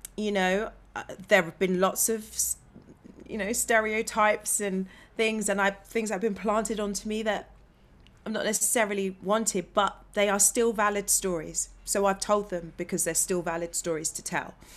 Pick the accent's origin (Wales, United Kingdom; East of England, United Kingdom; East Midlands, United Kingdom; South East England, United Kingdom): East of England, United Kingdom; Bedfordshire; moved away as an adult; now in London, United Kingdom; I come from Bedfordshire, so you know I'm a regional black